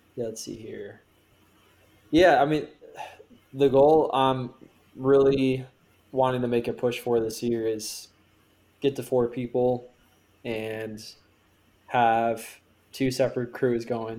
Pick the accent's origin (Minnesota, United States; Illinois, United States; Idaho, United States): Minnesota, United States; now in Pittsburgh, United States; I'm from Minnesota